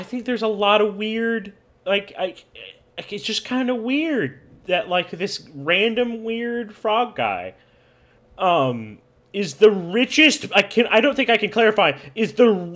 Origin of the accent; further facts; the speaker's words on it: United States; as an American